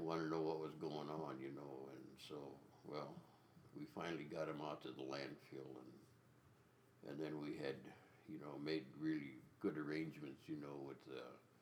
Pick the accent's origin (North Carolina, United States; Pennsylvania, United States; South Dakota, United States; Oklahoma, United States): South Dakota, United States; Elm Creek, Wolf Creek country; I grew up down in Elm Creek, Wolf Creek countries where I grew up